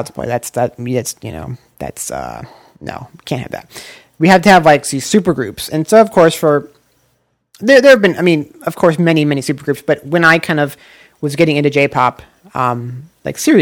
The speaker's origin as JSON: {"language": "English", "region": "Osaka", "country": "Japan", "tie": "born or raised there", "said": "Namba from Osaka, my hometown"}